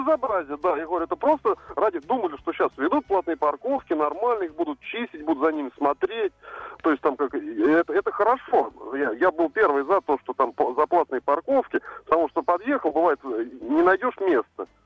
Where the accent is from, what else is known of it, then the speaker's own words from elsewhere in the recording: Kaliningrad, Kaliningrad Oblast, Russia; из Калининграда.